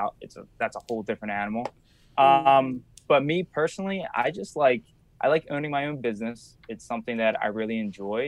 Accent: Wildwood, New Jersey, United States; where I'm from Wildwood, New Jersey

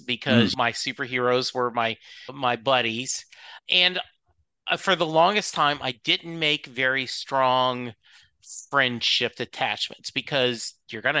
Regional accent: Leesville, Louisiana, United States; born there; And I was born in Leesville, Louisiana.

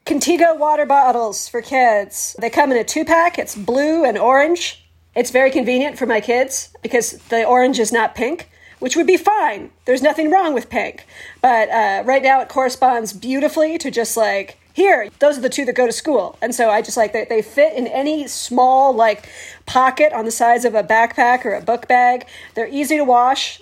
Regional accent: Canada; we're Canadian

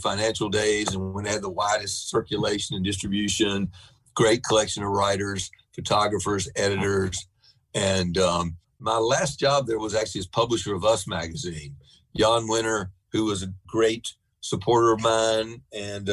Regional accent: the South, United States; as a Southerner

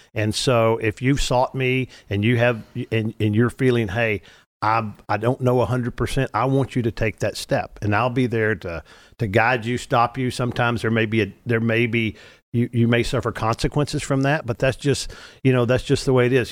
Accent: Arkansas, United States; moved away as an adult; also born or lived in Louisiana; now in Texas, United States; I was born in Louisiana, raised in Arkansas, got to Texas as fast as I could spell it at age twenty-five

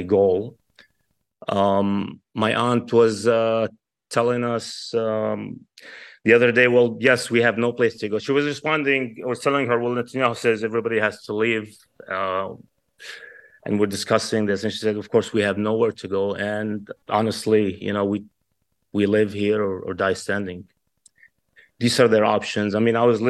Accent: Kuwait; now in California, United States; I was born and raised in Kuwait, as many Palestinians who was evicted of our homeland

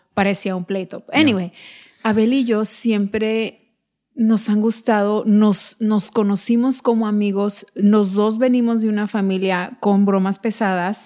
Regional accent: United States; no solo somos mexicanos, somos mexicoamericanos, hablamos ambos lenguajes

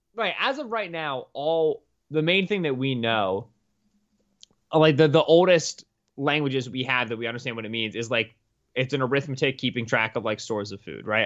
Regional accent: Pennsylvania, United States; a P A native, though I'm not really from the Pittsburgh area

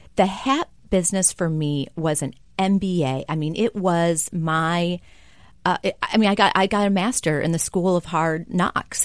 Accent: Kenosha, Wisconsin, United States; I grew up in Kenosha, Wisconsin

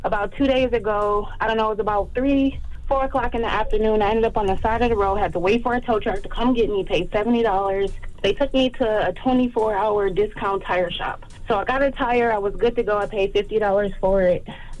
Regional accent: Detroit, Michigan, United States; now in Houston, United States; Well, first of all, I'm from Detroit. Shout out to Detroit, but I live in Houston now.

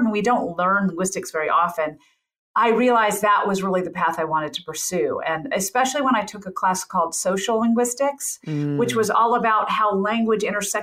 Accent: Memphis, Tennessee, United States; accent: Southern; I grew up in Memphis, Tennessee

